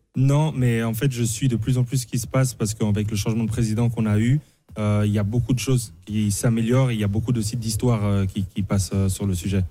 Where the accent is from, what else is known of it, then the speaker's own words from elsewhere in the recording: Paris, Île-de-France, France; je jouais dans le 15e arrondissement quand j'étais petit à Paris